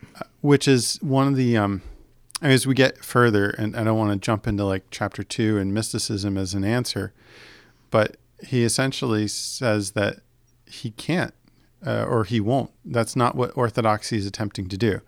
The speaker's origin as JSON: {"language": "English", "country": "United States"}